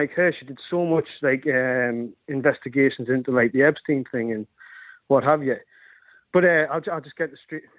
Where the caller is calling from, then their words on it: North East England, United Kingdom; I'm calling from the northeast.